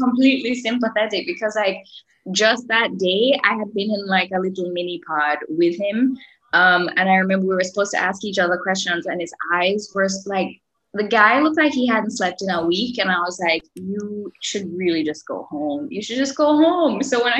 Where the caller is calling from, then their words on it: Jamaica; I'm joining from Jamaica.